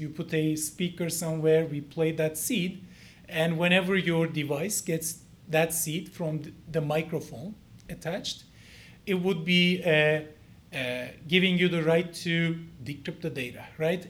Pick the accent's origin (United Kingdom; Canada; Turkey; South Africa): Turkey; Ankara; moved away as an adult; now in United States; I'm from the Cleveland of uh, Turkey